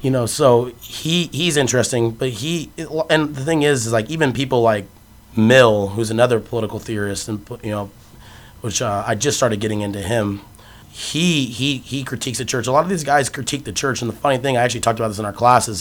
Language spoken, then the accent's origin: English; Phoenix, Arizona, United States; moved away as an adult; I'm from Phoenix, Arizona